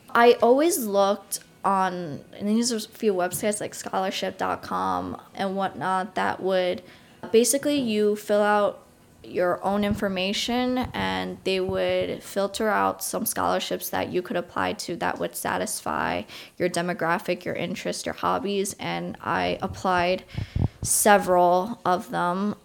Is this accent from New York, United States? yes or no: yes; Long Island, New York, United States; I grew up not so far from New York City, around forty minutes away on Long Island